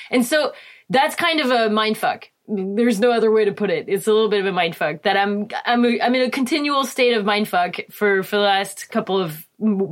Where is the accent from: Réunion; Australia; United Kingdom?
Réunion; English is a second language; also born or lived in Cannes, France / France; now in California, United States; So I grew up in Reunion Island, which is a small island off the coast of Madagascar.